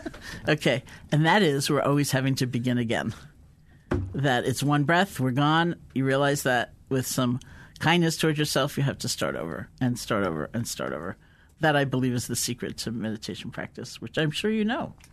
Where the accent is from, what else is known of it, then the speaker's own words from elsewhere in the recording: East Coast of the US, United States; I grew up in the East Coast of the U S